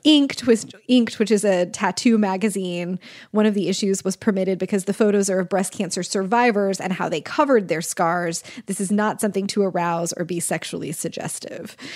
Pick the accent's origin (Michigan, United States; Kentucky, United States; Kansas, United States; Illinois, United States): Kansas, United States; I'm from Kansas